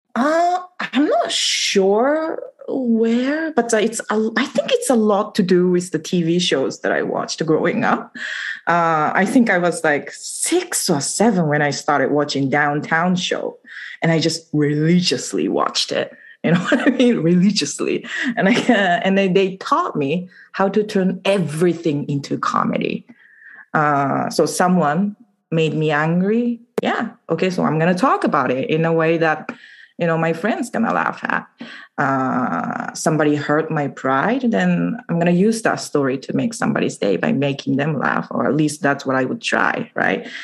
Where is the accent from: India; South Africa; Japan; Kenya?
Japan; Okayama; English is a second language; moved away as an adult; also born or lived in upstate New York, United States / Canada / England; now in Vancouver, Canada; I was born and raised in Okayama, and uh, since I left Japan when I was 20, I've lived in three countries the US, upstate New York, Canada, and England